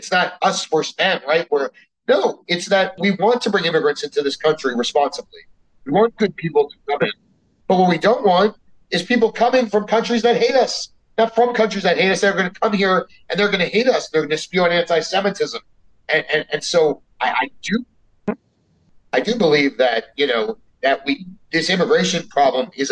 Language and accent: English; South Florida, United States; also born or lived in Miami; I grew up in South Florida.